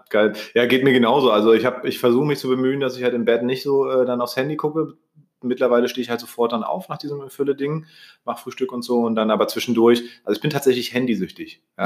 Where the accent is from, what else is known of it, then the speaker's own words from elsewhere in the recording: Germany; wurde ich hier zum Beispiel geboren in Deutschland